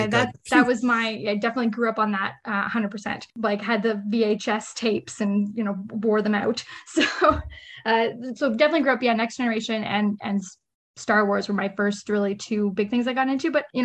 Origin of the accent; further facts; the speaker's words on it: Ottawa, Ontario, Canada; Yep. I'm definitely an Ottawa city girl. I've just lived, well, mostly Nepean actually would be the technical part of the city of where I live or lived. Yeah. Just suburban kid. I've lived my whole life in Nepean